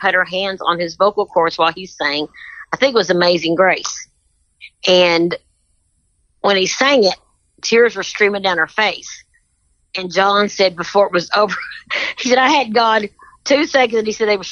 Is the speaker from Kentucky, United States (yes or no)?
yes; Kentucky, United States; I'm very proud of my Kentucky, you know, my Kentucky connections